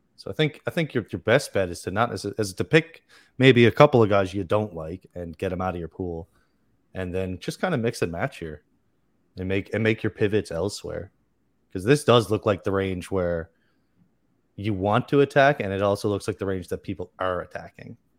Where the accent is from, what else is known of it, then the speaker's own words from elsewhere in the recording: Canada; also born or lived in Newfoundland; I'm Canadian. I'm in Newfoundland. Far East Coast of Canada.